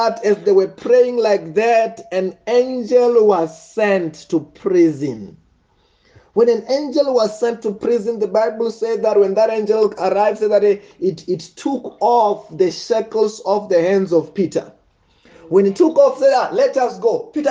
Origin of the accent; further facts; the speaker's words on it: Venda, Limpopo, South Africa; Where I'm from Venda, witchcraft is very, very deep.